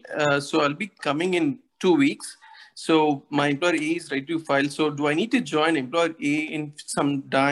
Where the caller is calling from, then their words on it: Canada; I'm calling you from Canada. So basically, I have an employer A, and I moved to Canada with employer A.